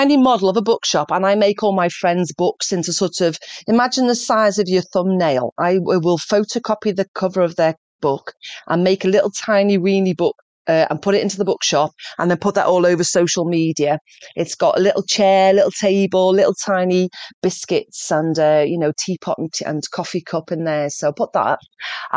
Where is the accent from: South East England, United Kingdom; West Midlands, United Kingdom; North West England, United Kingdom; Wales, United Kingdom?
North West England, United Kingdom; Liverpool; I'm from Liverpool, the posh bit